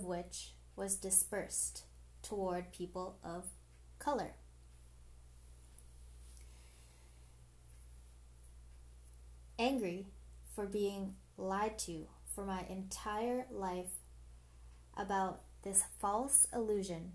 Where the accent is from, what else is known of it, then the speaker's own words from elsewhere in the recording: Canada; I am a Canadian citizen, born Filipino. So I'm a first generational born Filipino in Canada